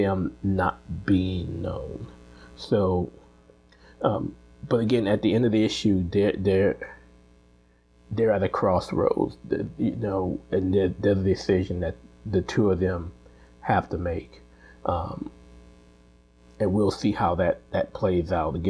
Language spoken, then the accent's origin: English; New Orleans, Louisiana, United States; my hometown of New Orleans